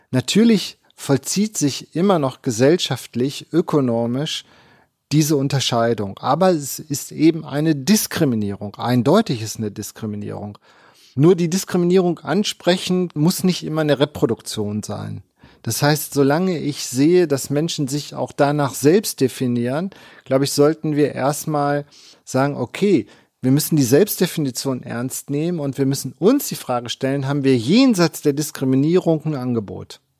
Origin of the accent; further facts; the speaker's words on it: East Germany, Germany; now in Bielefeld, Germany; ich nach Bielefeld gekommen bin, habe ich zur Verunsicherung meiner Studierenden immer gesagt, ich bin Ossi.